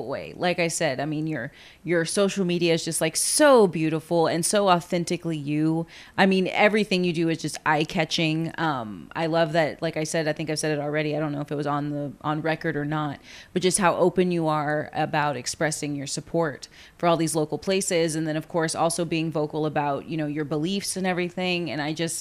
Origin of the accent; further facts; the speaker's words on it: Corpus Christi, Texas, United States; growing up in Corpus